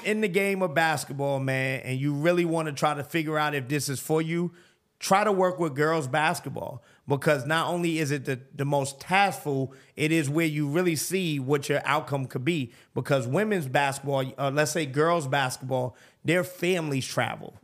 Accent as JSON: {"language": "English", "town": "New York City", "region": "New York", "country": "United States", "tie": "born or raised there", "moved": "as an adult", "lives_now": "Atlanta, United States", "said": "growing up in New York"}